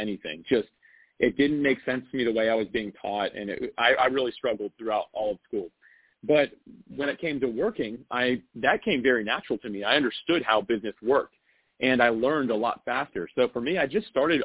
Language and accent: English; North Florida, United States; I grew up in Florida. So I've actually been in North Florida my entire life